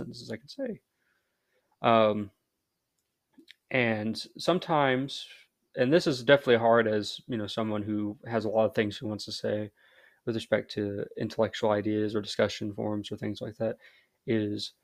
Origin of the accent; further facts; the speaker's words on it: United States; first language English; as a American, I can, this is just my normal speaking voice.